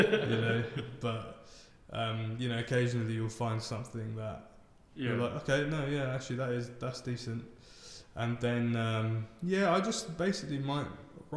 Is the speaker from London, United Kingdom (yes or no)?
yes; London, United Kingdom; also born or lived in Ealing; I grew up in Wembley